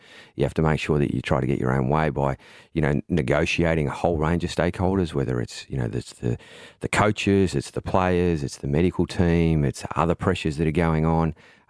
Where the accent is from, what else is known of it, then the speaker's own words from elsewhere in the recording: Melbourne, Victoria, Australia; I am from Melbourne.